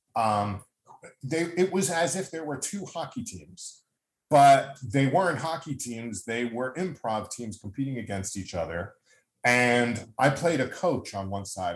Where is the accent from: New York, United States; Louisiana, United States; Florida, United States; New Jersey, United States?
New York, United States; Long Island; As a kid growing up on Long Island, there was something called the Westbury Music Fair